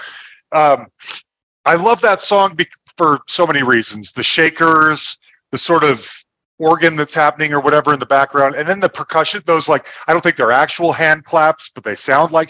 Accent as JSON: {"language": "English", "town": "Concord", "region": "California", "country": "United States", "tie": "born or raised there", "also_born_or_lived": "San Mateo / San Ramon", "moved": "yes", "said": "I grew up in Concord, Walnut Creek area. Right. And then after I graduated from college, I moved back to the Bay Area and I lived in San Mateo and San Ramon for a while."}